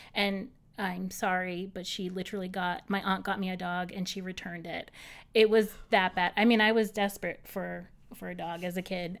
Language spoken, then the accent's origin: English; Boston, Massachusetts, United States; moved away as an adult; now in New York City, United States; I'm from Boston originally, from the North Shore.